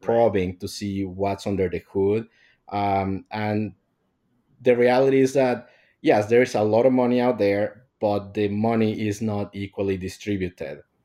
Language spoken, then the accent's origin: English; Mexico; moved away; I'm from Mexico